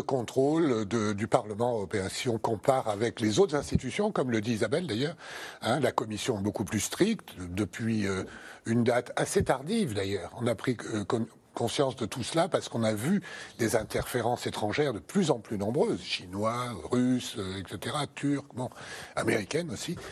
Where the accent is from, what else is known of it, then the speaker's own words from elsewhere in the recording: France; chez nous en France